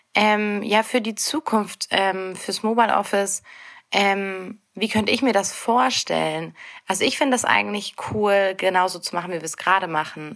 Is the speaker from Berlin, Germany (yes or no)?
no; Bavaria, Germany; moved away; ich komme ursprünglich aus Bayern